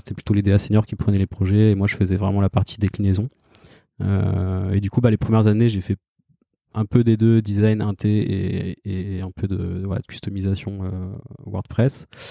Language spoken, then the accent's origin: French; Caen, Normandy, France; moved away as an adult; now in Paris, France; je suis né en Normandie, à Caen